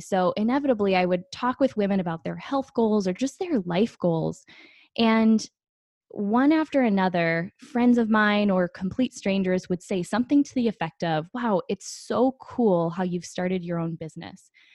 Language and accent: English; Green Bay, Wisconsin, United States; moved away as an adult; now in Phoenix, United States; I grew up in Green Bay, Wisconsin. I am a Midwest girl at heart. I live in Phoenix, Arizona now